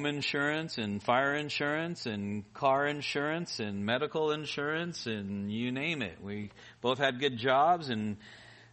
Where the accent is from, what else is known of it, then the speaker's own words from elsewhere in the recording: Los Angeles, California, United States; moved away as an adult; also born or lived in Philippines; I was born in Kaiser Hospital Panorama, not too far from here. And I grew up in the valley